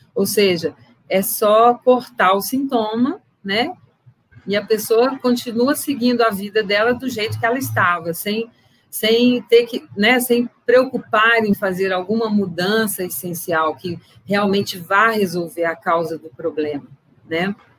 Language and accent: Portuguese; Viçosa, Minas Gerais, Brazil; now in Bom Despacho, Brazil; eu me formei em Viçosa, né, em agronomia, e é de lá que eu venho, né, por enquanto, né, que eu vivi a maior parte do meu tempo